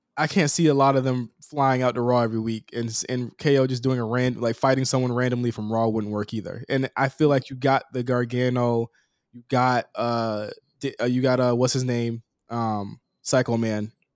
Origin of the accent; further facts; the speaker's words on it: Norfolk, Virginia, United States; Norfolk, Virginia